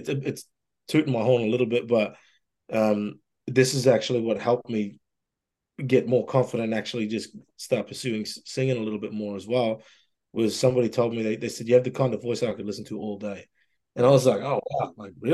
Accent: Mossman, Queensland, Australia; moved away as an adult; also born or lived in Brisbane, Australia / Toronto, Canada; now in Ontario, Canada; I left my hometown of Mosman up in Far North Queensland

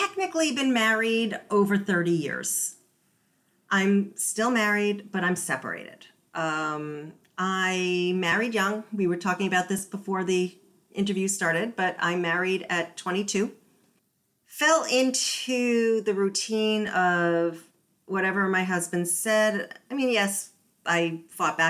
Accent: United States; also born or lived in Massachusetts / New York; I grew up in Massachusetts and New York.

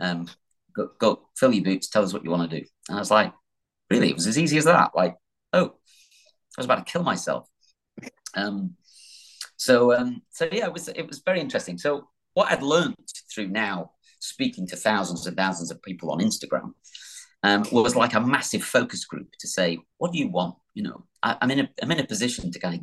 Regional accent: the North, England, United Kingdom; I'm from the North.

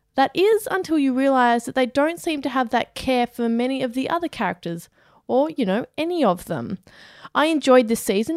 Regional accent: Australia; We are Australian.

